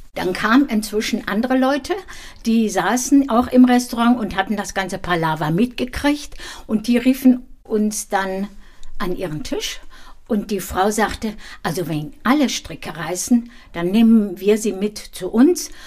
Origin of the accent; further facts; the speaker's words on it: Dinslaken, North Rhine-Westphalia, Germany; now in Gau-Bischofsheim, Germany; in Dienstlaken, da wo ich geboren bin